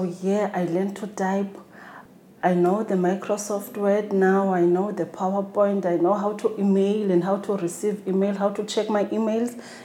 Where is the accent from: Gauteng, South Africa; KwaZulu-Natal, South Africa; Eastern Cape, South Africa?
Eastern Cape, South Africa; also born or lived in Khayelitsha, Cape Town; now in Cape Town, South Africa; I live in Side B, Khayelitsha, but originally I'm from Eastern Cape.